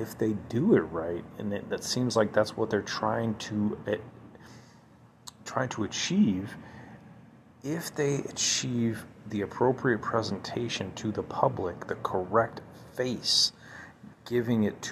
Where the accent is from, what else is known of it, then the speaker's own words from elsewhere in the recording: United States; That's what we expect as Americans. That's what we want as Americans